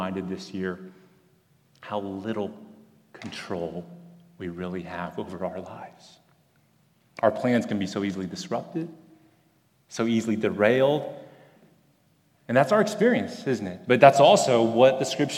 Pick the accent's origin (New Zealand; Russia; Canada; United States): United States; Houston, Texas; I grew up at that church